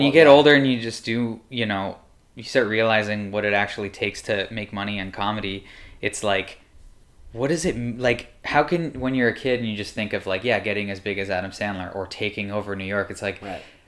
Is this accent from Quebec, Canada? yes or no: no; Welland, Ontario, Canada; born or raised there; moved away as an adult; also born or lived in New York